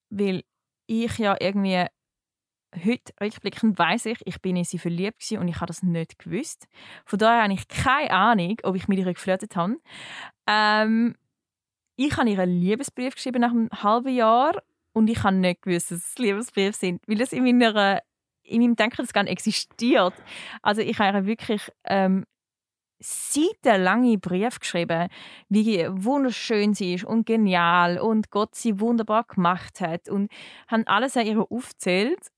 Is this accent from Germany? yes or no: no; Switzerland; Also der Hauptgrund war wirklich, als Schweizerin kannst du in die Schweiz kommen und kannst eigentlich... Ähm, da gratis studieren.